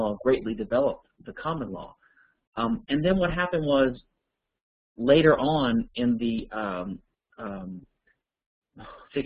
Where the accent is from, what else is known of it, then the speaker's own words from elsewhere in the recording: Louisiana, United States; I'm from Louisiana